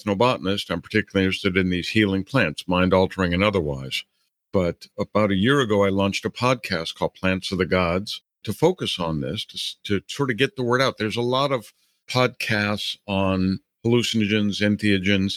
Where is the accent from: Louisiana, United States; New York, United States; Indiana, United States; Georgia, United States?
Louisiana, United States; New Orleans; moved away; as a kid, I grew up in New Orleans